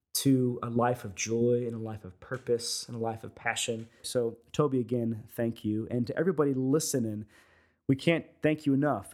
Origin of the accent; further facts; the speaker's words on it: United States; being American, is, is we all come from different parts of the world